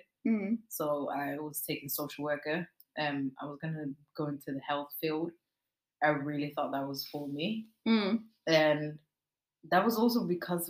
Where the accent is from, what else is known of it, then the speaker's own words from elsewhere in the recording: Oslo, Norway; I'm also from Stovner.